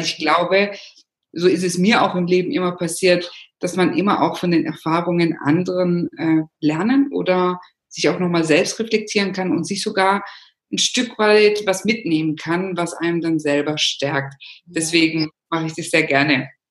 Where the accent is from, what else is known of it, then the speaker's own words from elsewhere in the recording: Germany; moved away as an adult; also born or lived in Rome, Italy; ich bin natürlich Italienerin, in Deutschland geboren, aufgewachsen